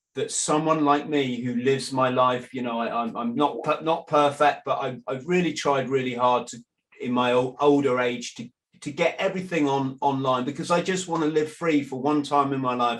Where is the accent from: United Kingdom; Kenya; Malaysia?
United Kingdom; England; in England, I'm an Englishman